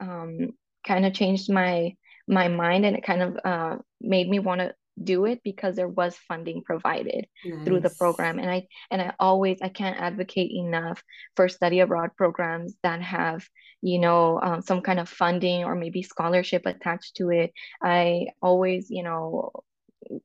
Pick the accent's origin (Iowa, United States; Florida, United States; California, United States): California, United States; Los Angeles; moved away as an adult; now in Amsterdam, Netherlands; So I am from California. I was born and raised in LA. I'm a Chicana